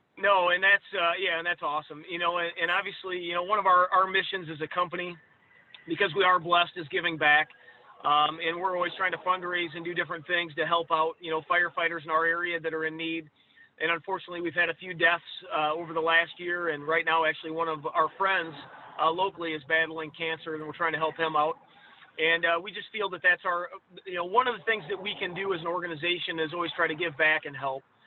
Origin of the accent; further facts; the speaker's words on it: Sublette, Illinois, United States; currently the assistant chief of my hometown in Sublette